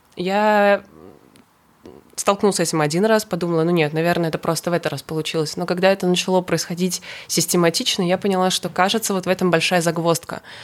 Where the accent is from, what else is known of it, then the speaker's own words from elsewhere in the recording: Kazan, Tatarstan, Russia; moved away as an adult; also born or lived in Saint Petersburg; Я из Казани, но 18 лет я переехала в Петербург